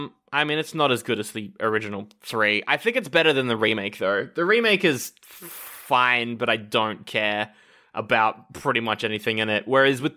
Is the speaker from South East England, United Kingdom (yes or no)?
no; Scotland, United Kingdom; I'm from Scotland.